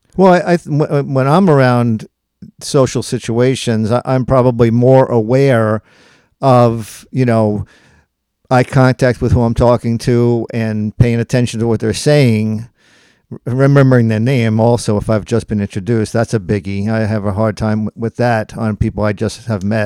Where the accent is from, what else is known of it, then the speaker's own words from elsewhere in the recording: Long Island, New York, United States; now in Gettysburg, United States; I was born and raised on Long Island, New York, and we have been living in Gettysburg for, uh, since nineteen eighty-seven